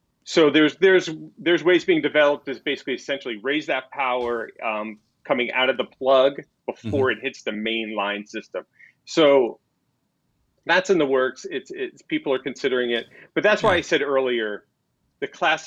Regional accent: New Jersey, United States; moved away; we're both from New Jersey

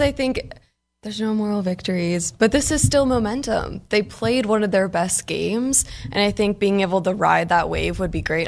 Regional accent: Maryland, United States; moved away; we're both Maryland kids

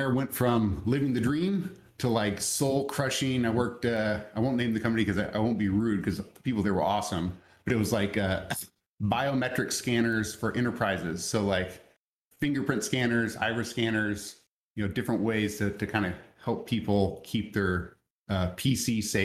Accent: just south of Dallas, Texas, United States; I'm originally from Dallas, Texas, or just south of Dallas, Texas

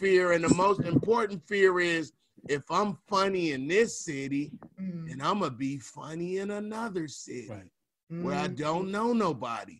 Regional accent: California, United States; I'm from Cali

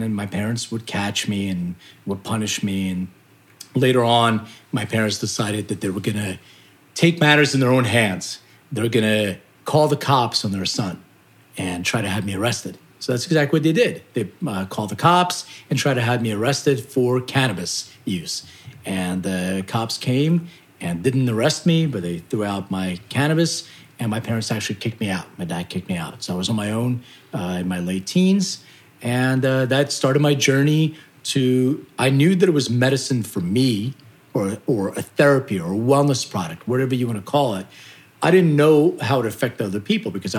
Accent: United States; also born or lived in Lithuania; I immigrated to the United States when I was 6 years old, and went to school

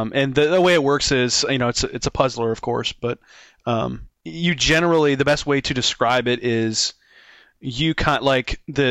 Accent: Canada; I'm from Canada

